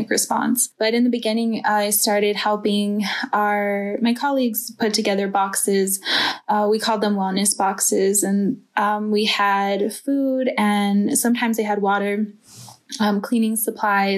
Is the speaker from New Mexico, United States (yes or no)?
yes; Nambe Pueblo, New Mexico, United States; moved away as an adult; now in Chinle, United States; I'm from Nambe Pueblo, New Mexico.